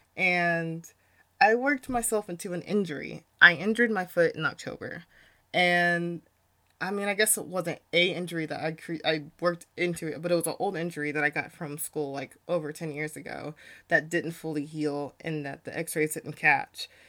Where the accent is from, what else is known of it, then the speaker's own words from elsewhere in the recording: United States; being a young Black woman growing up in America